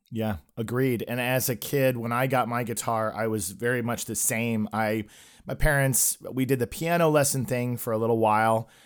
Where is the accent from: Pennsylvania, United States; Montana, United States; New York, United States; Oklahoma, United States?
Oklahoma, United States; I grew up in Oklahoma and I came from a religious home